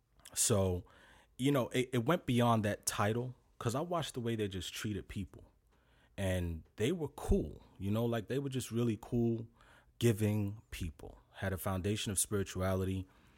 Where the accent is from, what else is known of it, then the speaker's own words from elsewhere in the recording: New York City, New York, United States; I was born in Brooklyn.